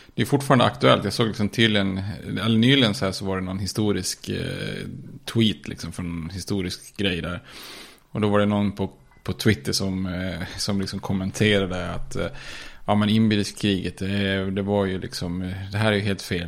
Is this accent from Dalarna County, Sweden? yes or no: yes; Ludvika, Dalarna County, Sweden; vi är från eh, Ludvika